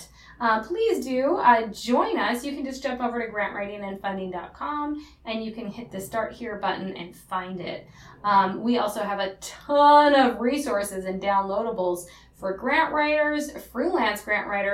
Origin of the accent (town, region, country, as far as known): Upper Peninsula of Michigan, United States; moved away